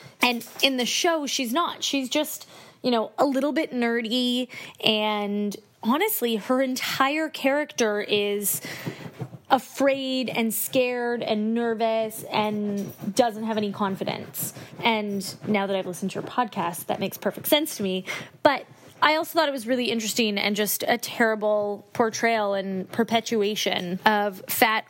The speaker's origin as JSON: {"language": "English", "country": "Canada", "said": "I am a Canadian"}